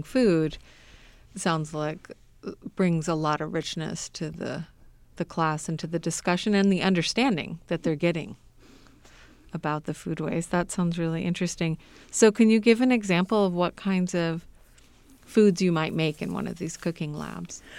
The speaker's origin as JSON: {"language": "English", "region": "Southern California", "country": "United States", "tie": "born or raised there", "moved": "yes", "lives_now": "Indiana, United States", "said": "I grew up in Southern California"}